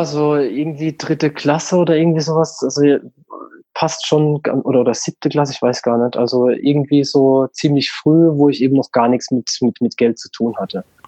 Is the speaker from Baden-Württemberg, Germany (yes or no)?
yes; St. Leon-Rot, Baden-Württemberg, Germany; also born or lived in Walldorf; now in Bruchsal, Germany; ich bin ursprünglich oder aufgewachsen bin ich in St. Leon Roth. Das ist der Nachbarort mhm. von Waldorf